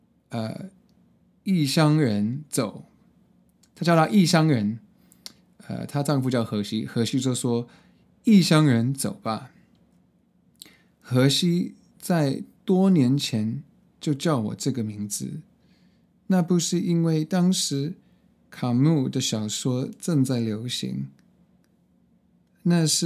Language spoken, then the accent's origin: Chinese; Hong Kong; also born or lived in United States; now in Taiwan; 所以我在什么美国的东岸出生。呃，然后在美国的中部读大学，后来搬到洛杉矶找工作，所以这些三个很不同的呃环境都有呃经验，呃，然后呃，在小我我我我小时候在香港呃去高中，呃，然后现在在台湾